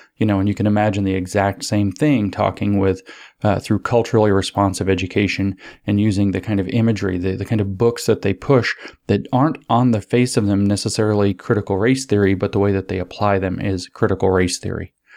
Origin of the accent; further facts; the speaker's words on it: United States; growing up in the United States